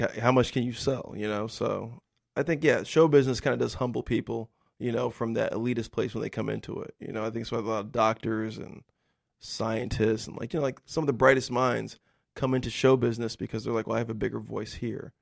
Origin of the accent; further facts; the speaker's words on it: the deserts of California, United States; I grew up in a really poor, rural, white community in, like, the deserts of California